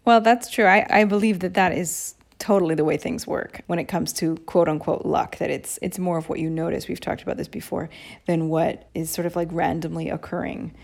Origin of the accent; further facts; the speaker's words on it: Seattle, Washington, United States; moved away as an adult; now in Rome, Italy; I'm from Seattle. Uh, Katie and I met on the school bus in the sixth grade